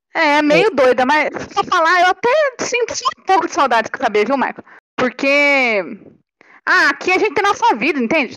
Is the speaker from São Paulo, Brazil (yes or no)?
yes; Ourinhos, São Paulo, Brazil; moved away as an adult; now in Paraguay; eu sou do interior de São Paulo, estudo medicina